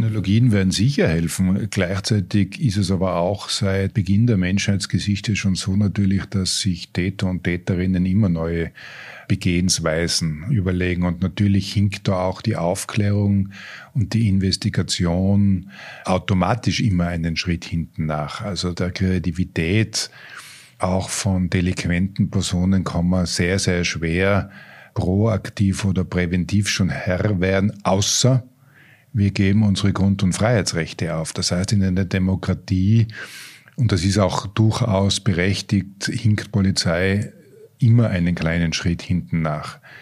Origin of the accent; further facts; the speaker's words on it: Tyrol, Austria; als Tiroler